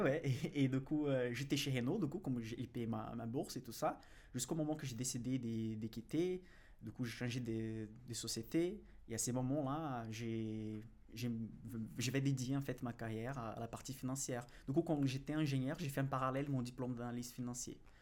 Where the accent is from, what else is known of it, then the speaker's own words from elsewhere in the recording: Brazil; accent: Brazilian; French is a second language; now in France; je suis brésilien déjà, ça, ça se note euh, de mon accent